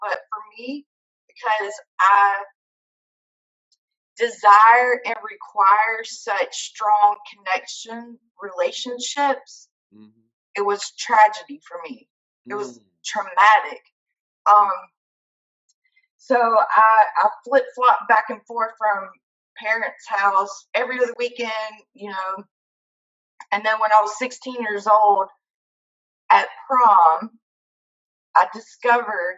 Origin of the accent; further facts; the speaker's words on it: Hattiesburg, Mississippi, United States; I grew up in South Mississippi